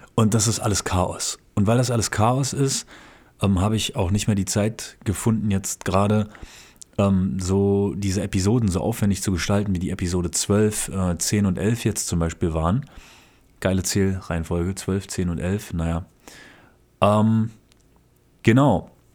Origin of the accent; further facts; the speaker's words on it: Berlin, Germany; now in Japan; nach Berlin, wo ich herkomme